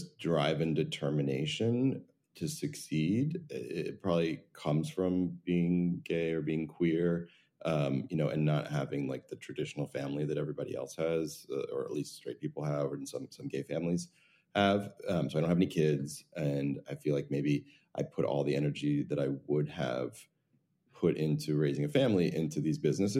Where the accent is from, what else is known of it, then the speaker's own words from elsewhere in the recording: New Jersey, United States; I grew up in New Jersey